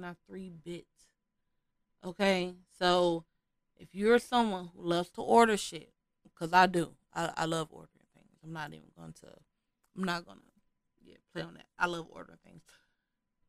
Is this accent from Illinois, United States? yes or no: yes; Chicago, Illinois, United States; I am from Chicago.